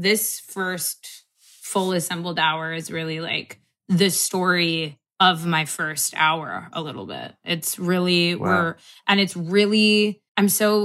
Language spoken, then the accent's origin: English; Los Angeles, California, United States; born or raised there